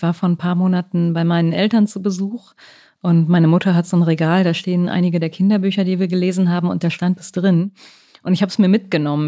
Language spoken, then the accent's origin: German; West Germany, Germany; ich bin ja auch in den 80er Jahren aufgewachsen in Westdeutschland